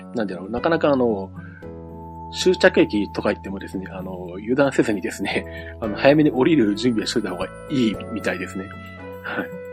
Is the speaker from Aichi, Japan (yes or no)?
yes; Nagoya, Aichi, Japan; もともとあの、名古屋生まれの名古屋育ち